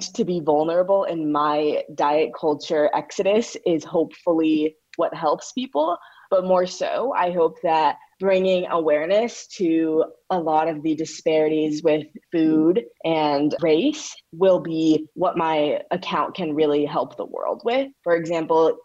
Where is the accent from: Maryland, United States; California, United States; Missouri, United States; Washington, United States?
Missouri, United States; St. Louis; I'm from St. Louis, where the birth of the Black Lives Matter movement was